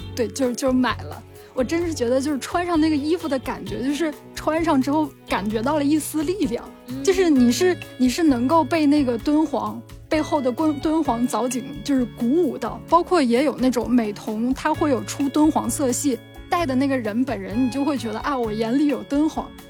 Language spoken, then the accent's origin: Chinese; Anshan, Liaoning, China; moved away; 我前几天去了鞍山博物馆跟辽阳博物馆，我的家乡嘛